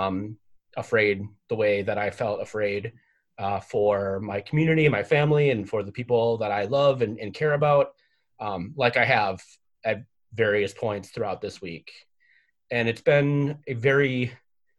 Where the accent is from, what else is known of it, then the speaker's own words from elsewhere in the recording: Saint Paul, Minnesota, United States; I live in the Midway. I grew up in the Midway.